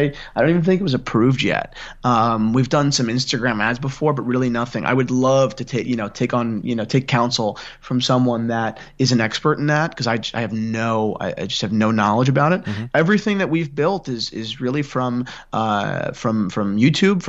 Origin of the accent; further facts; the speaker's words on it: near Gary Vaynerchuk's wine shop, New Jersey, United States; I grew up 15 minutes from Gary's wine shop